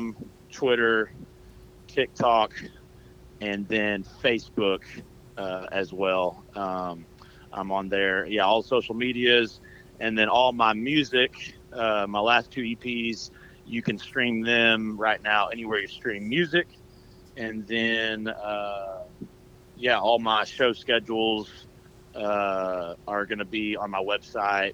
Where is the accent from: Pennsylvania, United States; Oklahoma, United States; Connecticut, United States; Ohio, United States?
Oklahoma, United States; now in Nashville, United States; I'm from Oklahoma